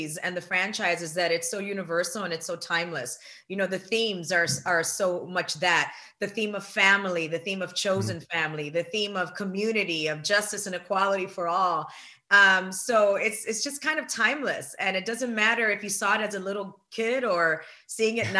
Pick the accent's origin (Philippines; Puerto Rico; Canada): Puerto Rico; I'm Puerto Rican